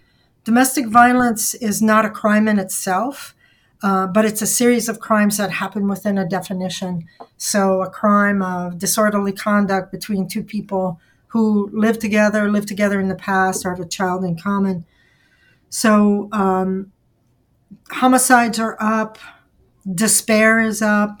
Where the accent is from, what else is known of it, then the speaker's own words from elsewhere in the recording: Louisiana, United States; moved away as an adult; now in Milwaukee, United States; I am from Louisiana. I moved here 38 years ago, and I've been here ever since.